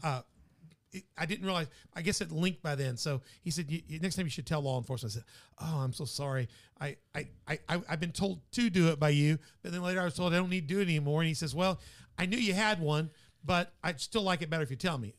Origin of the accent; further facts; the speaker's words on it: Memphis, Tennessee, United States; now in Southern Illinois, United States; my hometown's Memphis